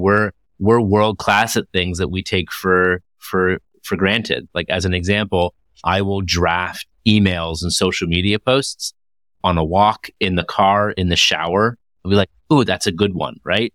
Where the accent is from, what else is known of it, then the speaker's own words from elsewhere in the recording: Toronto, Ontario, Canada; I hail from Toronto, Ontario, Canada